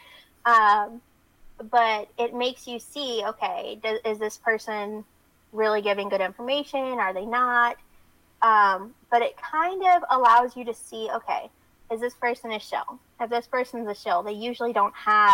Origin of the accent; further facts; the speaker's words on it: the South, United States; now you can tell I'm from the South